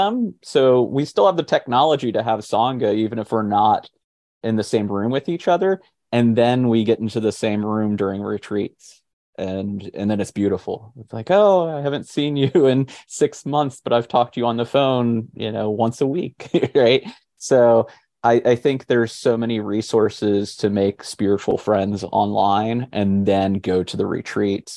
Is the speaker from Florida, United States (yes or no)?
yes; Fort Walton Beach, Florida, United States; moved away as an adult; now in Nashville, United States; where I was growing up in Fort Walton Beach, Florida